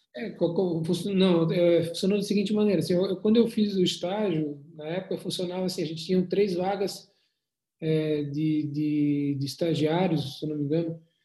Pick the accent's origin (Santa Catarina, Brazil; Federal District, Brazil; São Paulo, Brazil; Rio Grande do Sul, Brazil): Santa Catarina, Brazil; Florianópolis; eu sou de Santa Catarina, de Florianópolis